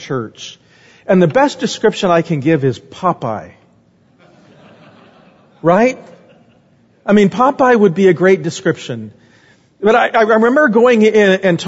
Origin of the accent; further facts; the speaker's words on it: Phoenix, Arizona, United States; moved away; also born or lived in Omaha, Nebraska; I grew up in Phoenix.